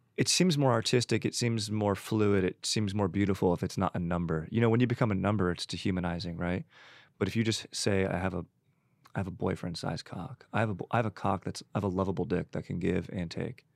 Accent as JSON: {"language": "English", "area": "Orange County", "region": "California", "country": "United States", "tie": "born or raised there", "also_born_or_lived": "San Juan Capistrano, California / Laguna Niguel, California", "said": "being from Orange County"}